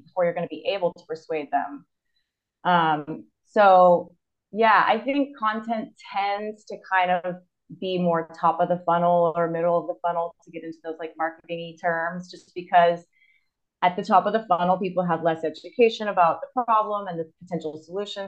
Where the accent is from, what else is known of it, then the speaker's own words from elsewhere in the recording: Austin, Texas, United States; moved away as an adult; also born or lived in Chile / Germany / Spain / South Korea; now in Izmir, Turkey; I'm originally from Austin, Texas. That's where I grew up